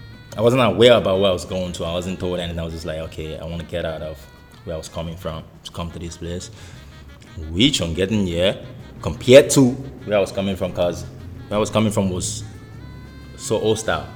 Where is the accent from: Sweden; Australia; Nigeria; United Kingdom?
Nigeria; Lagos; moved away; I am from Lagos, Nigeria. Practically a Yoruba boy, so my African name should be